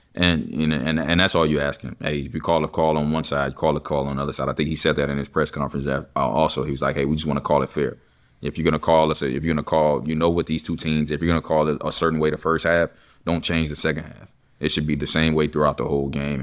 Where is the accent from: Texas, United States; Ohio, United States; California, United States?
Texas, United States; I'm from Texas